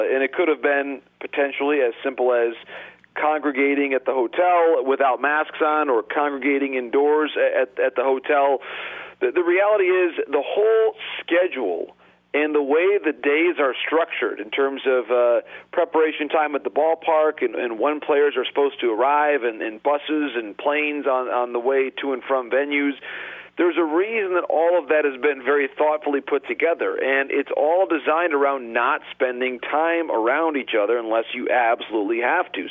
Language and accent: English; Detroit, Michigan, United States; My hometown team